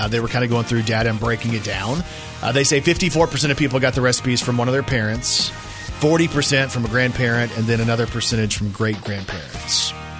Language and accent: English; Texas, United States; now in Arkansas, United States; I'm from Texas.